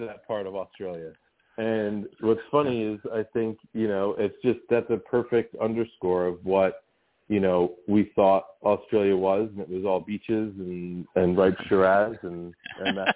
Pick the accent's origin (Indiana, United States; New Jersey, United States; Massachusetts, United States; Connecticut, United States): New Jersey, United States; Monroe; I grew up in New Jersey